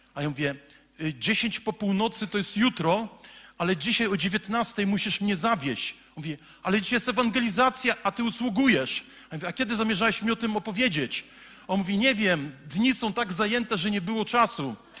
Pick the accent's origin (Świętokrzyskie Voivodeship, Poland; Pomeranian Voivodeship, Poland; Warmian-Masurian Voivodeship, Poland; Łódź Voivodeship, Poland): Pomeranian Voivodeship, Poland; Słupsk; Jestem facetem ze Słupska, z ulicy Piekiełko